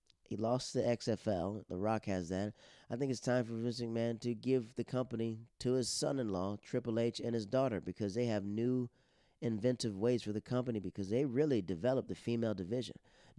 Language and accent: English; Netherlands; Those are the people I grew up with in the Netherlands, and I have a lot of marvelous friends that I've talked to.